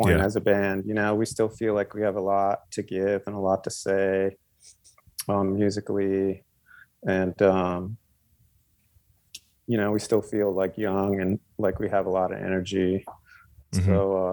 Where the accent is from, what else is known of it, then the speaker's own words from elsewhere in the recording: Cleveland, Ohio, United States; now in Los Angeles, United States; I was born and raised in Cleveland.